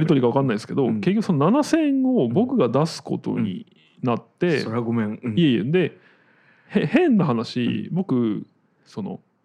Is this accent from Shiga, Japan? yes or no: yes; Shiga, Japan; moved away; 僕の実家に帰る